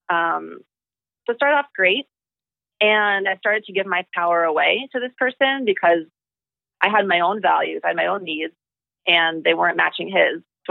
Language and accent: English; New York City, New York, United States; moved away as an adult; also born or lived in Singapore / Thailand / India / Hawaii; I'm from the heart of New York City. I grew up in city life.